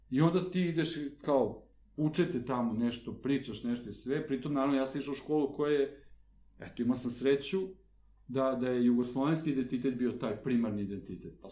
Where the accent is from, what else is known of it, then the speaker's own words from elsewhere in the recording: Belgrade, Serbia; ja sam odrastao na Novom Beogradu, rodio sam se, dakle, i praktično od rođenja živeo na Novom Beogradu. Mi smo bili jako privrženi tom svom kraju.